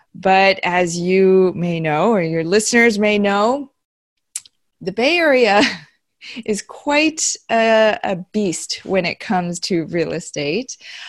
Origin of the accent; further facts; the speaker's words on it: Beijing, China; born there; moved away; also born or lived in Iowa / New Jersey / Tennessee; I was born in Beijing, okay. China. And then we moved to Iowa, New Jersey, Tennessee, which is where my husband and I met in high school, believe it or not.